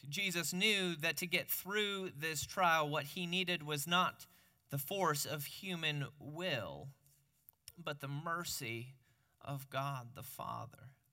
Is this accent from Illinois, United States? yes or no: yes; Peoria, Illinois, United States; moved away; growing up in Peoria